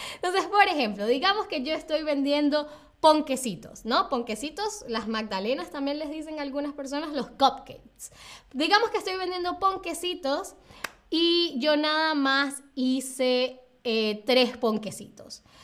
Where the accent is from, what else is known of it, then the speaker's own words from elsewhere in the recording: Venezuela; moved away; yo vengo de Venezuela